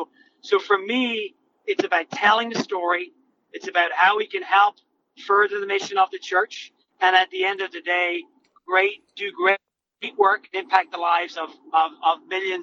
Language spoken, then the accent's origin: English; Ireland; moved away as an adult; now in United States; So I came over from Ireland in 2001, and I started my own career with the Archdiocese of Boston